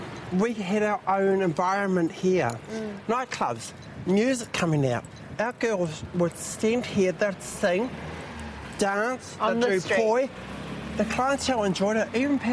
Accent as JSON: {"language": "English", "region": "Taranaki", "country": "New Zealand", "tie": "born there", "said": "I was born in Taranaki, like."}